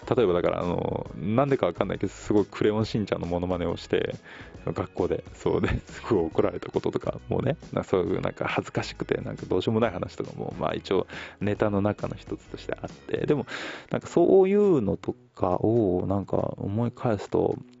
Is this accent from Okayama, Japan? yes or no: no; Tokyo, Japan; 僕は東京生まれ